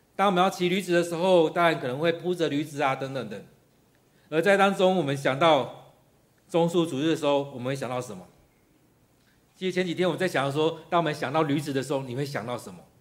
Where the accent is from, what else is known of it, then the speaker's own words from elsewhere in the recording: Taiwan; 其实我们台湾人也常这样子，缺什么就埋怨什么